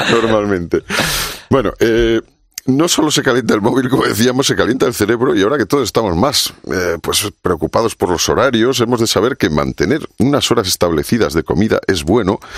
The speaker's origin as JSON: {"language": "Spanish", "region": "Basque Country", "country": "Spain", "said": "pues como buen vasco, yo creo, bacalao a la vizcaína, aunque, aunque sea gastistarra"}